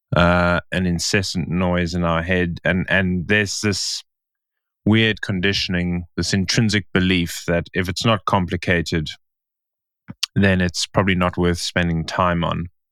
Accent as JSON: {"language": "English", "town": "Stellenbosch", "region": "Western Cape", "country": "South Africa", "tie": "born or raised there", "said": "in Stellenbosch, in my hometown"}